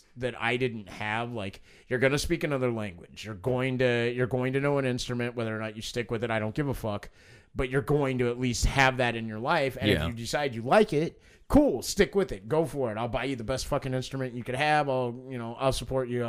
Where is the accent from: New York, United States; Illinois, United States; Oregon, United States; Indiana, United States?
Indiana, United States; Evansville; My grandfather and the two other prominent Irishmen that ran Evansville's Water and Parks Department